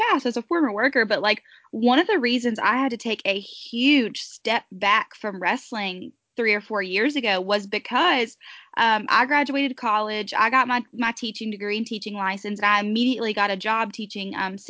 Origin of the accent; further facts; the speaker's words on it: Pleasant Garden, North Carolina, United States; I'm from Pleasant Garden, North Carolina